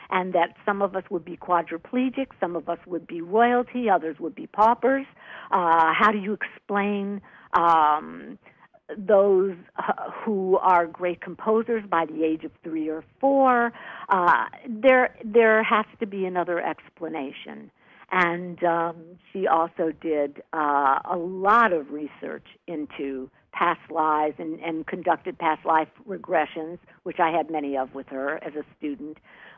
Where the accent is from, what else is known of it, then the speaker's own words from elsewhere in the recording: New York, United States; born there; also born or lived in Washington, D.C. / Michigan / Wisconsin / Virginia; now in Los Angeles, United States; I moved from New York. I was born in New York, and I lived all over the country from Washington, D.C. to Ann Arbor, Michigan, to Detroit, Michigan, to Milwaukee, Wisconsin, Virginia, on and on and on to L.A., spent 20 years in L.A.